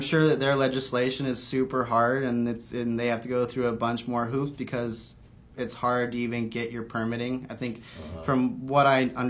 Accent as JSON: {"language": "English", "area": "Sonoma County", "region": "Northern California", "country": "United States", "moved": "as an adult", "lives_now": "Maui, United States", "said": "I'm from Sonoma County, Northern California area."}